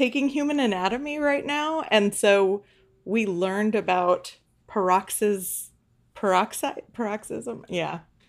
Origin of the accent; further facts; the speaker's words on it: Arcadia, California, United States; I grew up in Arcadia